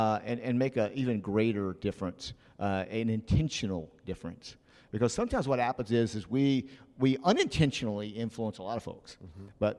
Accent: Oklahoma City, Oklahoma, United States; I remember being in Okinawa, Japan, and I came from Oklahoma City

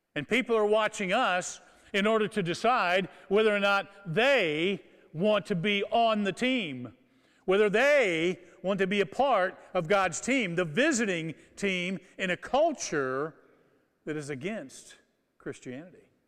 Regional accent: Kokomo, Indiana, United States; I grew up in Kokomo, Indiana

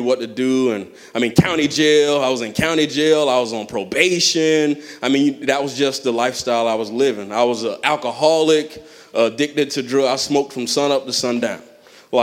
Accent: Clearwater, Florida, United States; I grew up in Clearwater.

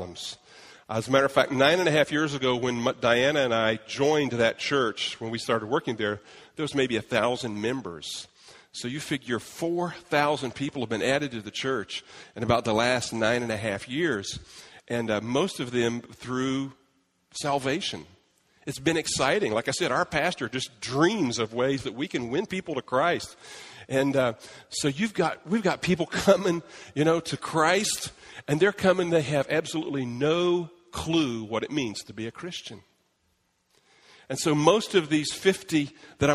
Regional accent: Brazil; moved away; I'm from Brazil

